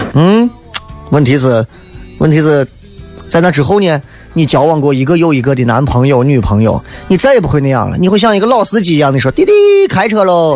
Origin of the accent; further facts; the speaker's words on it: Shaanxi, China; 塑造我们陕西人现在就这个样子